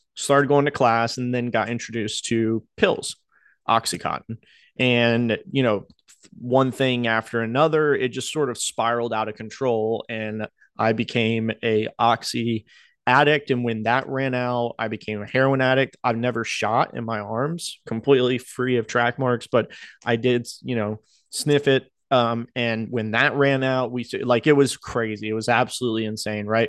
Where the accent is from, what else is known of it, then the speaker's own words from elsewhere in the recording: Outer Banks, North Carolina, United States; moved away; I grew up in North Carolina on the Outer Banks.